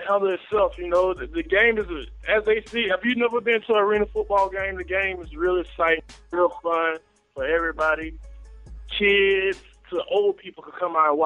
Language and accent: English; Dothan, Alabama, United States; moved away as an adult; now in Philadelphia, United States; I'm from Dothan, Alabama, born and raised, you know, from down south